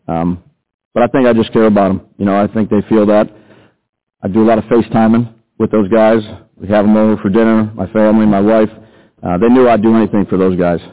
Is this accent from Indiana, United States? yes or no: no; New York City, New York, United States; actually from Brooklyn.